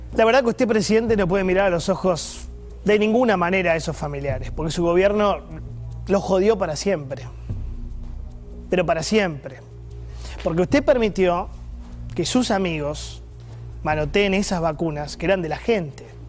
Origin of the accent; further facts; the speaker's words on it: Argentina; como argentino